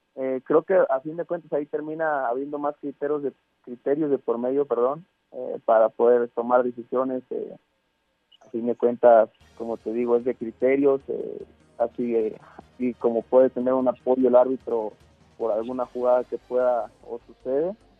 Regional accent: Mexico; como mexicano

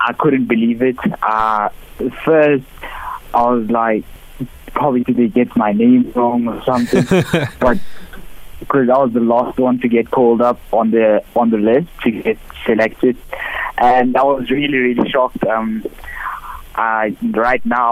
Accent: South Africa; I'm a South African racer

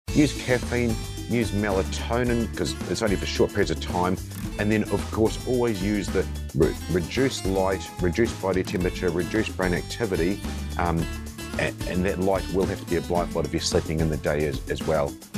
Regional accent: New Zealand; moved away as an adult; now in Perth, Australia; I'm from New Zealand, and, uh, when I was in the Special Forces, the th, four of us, including myself, were looking to come and move to Perth

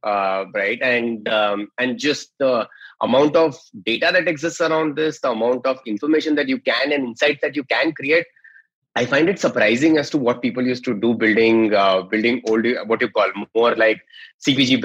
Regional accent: Mumbai, Maharashtra, India; I'm from Bombay

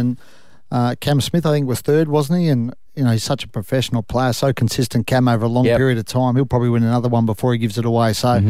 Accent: Queensland, Australia; I'm a Queenslander, though, Maroon.

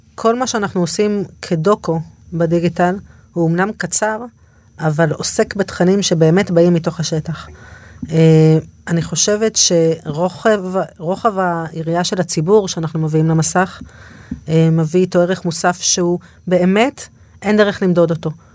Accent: Dorot, Southern District, Israel; אני מעוטף עזה, מקיבוץ דורות

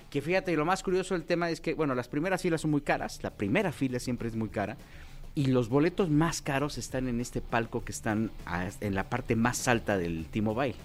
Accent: Mexico; also born or lived in Mexico City; somos mexicanos

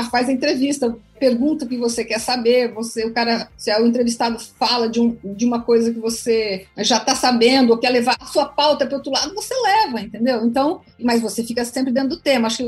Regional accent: Brazil; Eu sou brasileira e não desisto nunca.

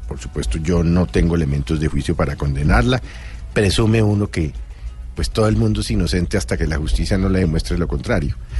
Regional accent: Colombia; como ciudadano, como colombiano

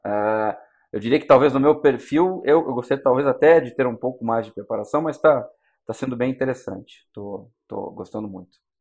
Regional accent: Curitiba, Paraná, Brazil; na minha cidade natal, né, em Curitiba

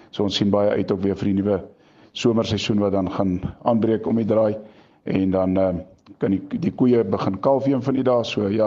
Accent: Standerton, Mpumalanga, South Africa; ons is van Standerton distrik, ehm um, naby geleë in 'n amptelik die kleinste dorpie in Suid-Afrika val ehm um, in de, in die provinsie Mpumalanga

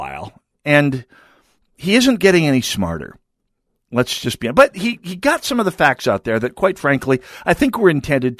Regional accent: North Dakota, United States; now in Minnesota, United States; I grew up in North Dakota

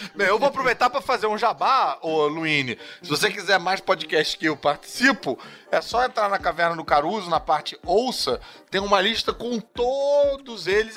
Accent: Brazil; A gente que mudou a língua, né? A gente que variou. Os, o sotaque é nosso

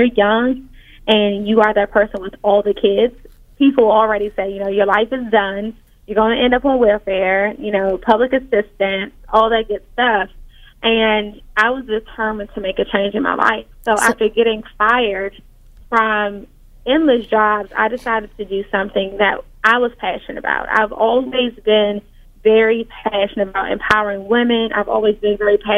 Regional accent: Washington, District of Columbia, United States; I grew up in Washington, D.C., and by the time I was 14

